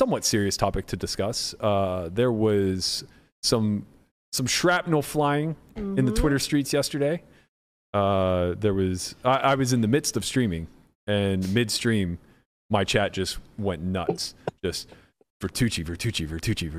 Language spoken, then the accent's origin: English; United States; I'm American